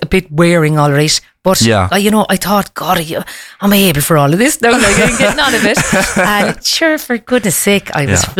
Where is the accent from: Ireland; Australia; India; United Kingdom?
Ireland; also born or lived in Kazakhstan; being Irish as well does help.